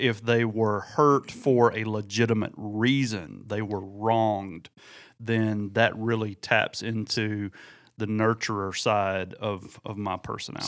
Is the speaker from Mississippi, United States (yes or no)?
yes; near Oxford, Mississippi, United States; between my hometown and Oxford, Mississippi